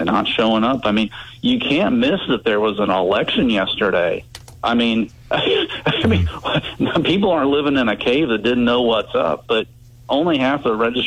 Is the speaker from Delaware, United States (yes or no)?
no; Midway area, western Boone County, Missouri, United States; I grew up in the Midway area in western Boone County.